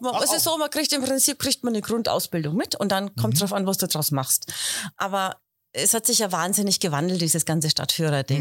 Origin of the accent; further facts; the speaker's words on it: Heroldsberg, Bavaria, Germany; ich komme ja aus Heroldsberg, ich mhm, wohne